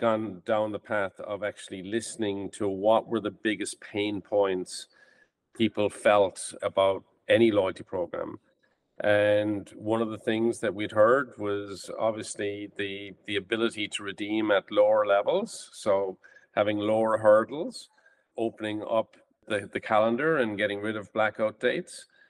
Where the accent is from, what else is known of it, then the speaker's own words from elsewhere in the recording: Ireland; moved away as an adult; now in United States; I'm from Ireland and I came to the States in 1995.